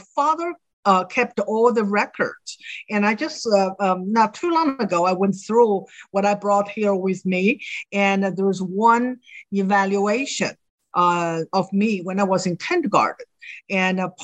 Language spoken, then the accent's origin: English; China; now in United States; I grew up in China.